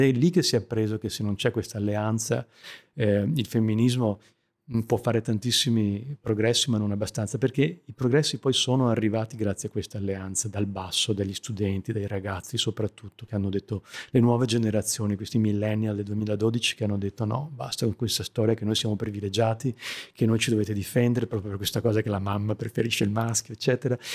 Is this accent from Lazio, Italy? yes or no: no; Vicenza area, Veneto, Italy; also born or lived in Mexico; now in India; poco lontano da dove sono cresciuto io, nel Vicentino